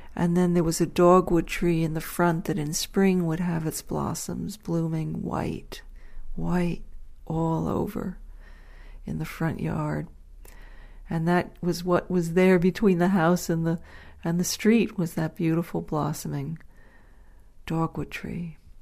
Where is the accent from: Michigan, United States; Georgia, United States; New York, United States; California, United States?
New York, United States; Dobbs Ferry; when I was growing up in Dobbs Ferry, New York